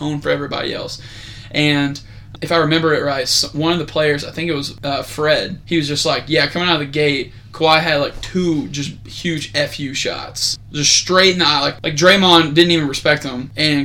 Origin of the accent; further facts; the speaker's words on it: Canada; as a Canadian